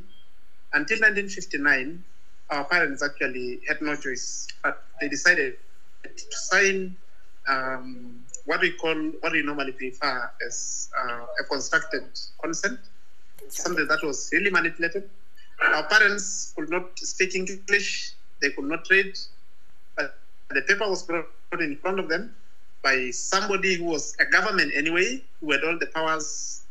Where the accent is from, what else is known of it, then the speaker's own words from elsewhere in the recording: Ngorongoro, Arusha, Tanzania; I come from Maasai community. in northern Tanzania, in a place called Ngorongoro.